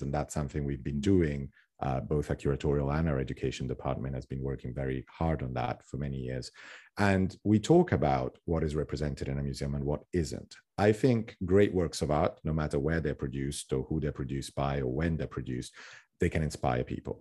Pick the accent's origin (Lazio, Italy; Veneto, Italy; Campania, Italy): Lazio, Italy; Rome; moved away as an adult; also born or lived in Tuscany / West Sussex / London; now in United States; growing up in Rome